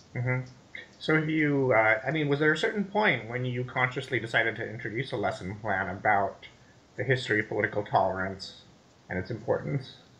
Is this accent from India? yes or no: yes; India; moved away as an adult; now in United States; I grew up in India, so I went to high school there and I went to, came to America for college